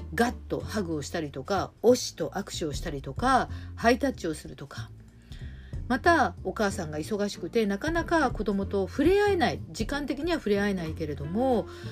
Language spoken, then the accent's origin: Japanese; Hiroshima, Japan; also born or lived in Shimane; now in Tokyo, Japan; 島根県生まれの広島育ち